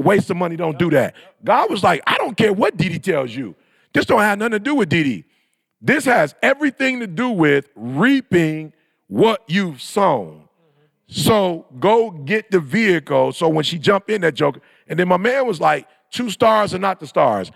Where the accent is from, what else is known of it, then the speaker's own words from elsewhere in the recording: Michigan, United States; also born or lived in California; we were born and raised in Michigan